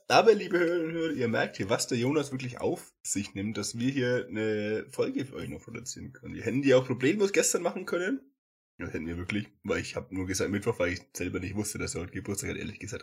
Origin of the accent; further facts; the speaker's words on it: Hagenbüchach, Bavaria, Germany; now in Fürth, Germany; bei Hagenbüchach, also, wo ich herkomme